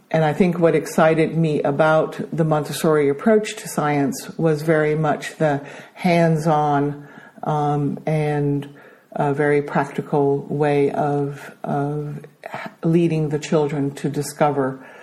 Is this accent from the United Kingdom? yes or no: no; Brazil; accent: American; also born or lived in Denmark; I am Danish, but I grew up in Brazil um, studied in an American school in Brazil, which explains my American accent.